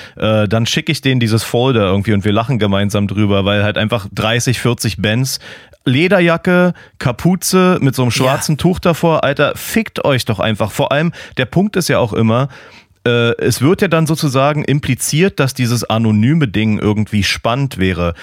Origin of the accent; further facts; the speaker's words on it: Germany; now in Portland, United States; ich als Piefke